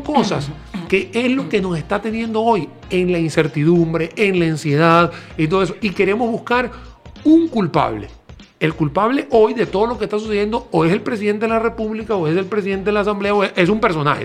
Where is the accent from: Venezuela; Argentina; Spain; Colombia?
Venezuela; now in Costa Rica; En mi país natal, Venezuela